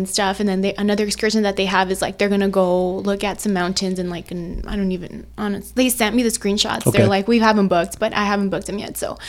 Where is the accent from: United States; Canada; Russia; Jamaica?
United States; El Paso, Texas; also born or lived in California / New Mexico; I was born in California, but I was raised in El Paso. I grew up here. My family came here when I was a little baby, so I've grown up in El Paso. I've pretty much lived here my entire life.